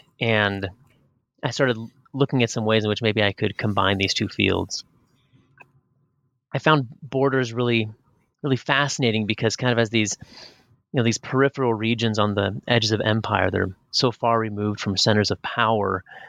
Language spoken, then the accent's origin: English; Pacific Northwest, United States; I was raised up in the Pacific Northwest, up on the Canadian border